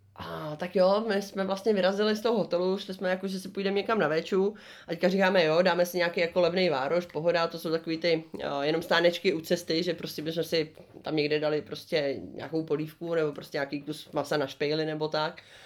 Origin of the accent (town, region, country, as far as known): Czechia